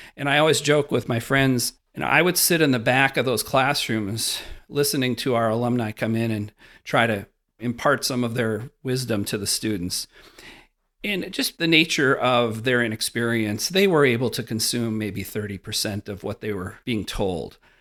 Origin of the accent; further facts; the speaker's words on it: Wisconsin, United States; that classic Wisconsin farm kid experience.